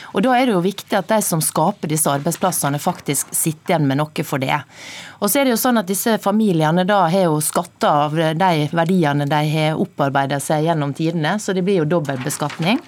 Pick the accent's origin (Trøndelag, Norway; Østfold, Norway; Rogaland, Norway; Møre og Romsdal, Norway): Møre og Romsdal, Norway; Sunnmøre; Nå kommer jeg fra Sunnmøre